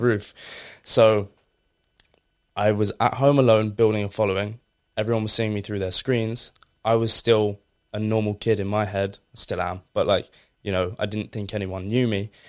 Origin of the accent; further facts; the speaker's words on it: Essex, East of England, United Kingdom; a very normal kid from Essex